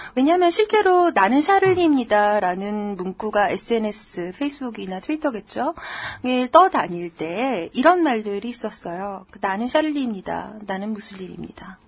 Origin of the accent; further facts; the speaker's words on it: South Korea; 저는 한국 사람이고요